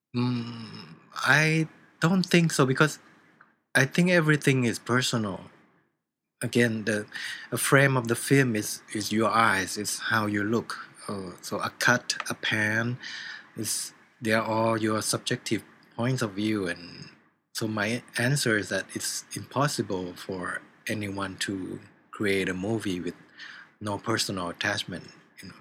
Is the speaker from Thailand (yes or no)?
yes; Thailand